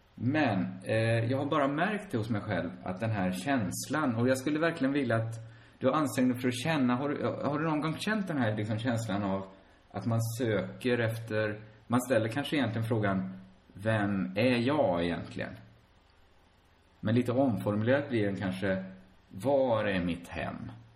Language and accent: Swedish; Sweden; både du och jag är ju födda i Sverige och vi lever i Sverige